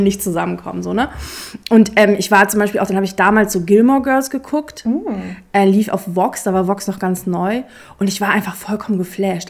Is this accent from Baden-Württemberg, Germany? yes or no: no; Braunschweig, Lower Saxony, Germany; ich komme aus Braunschweig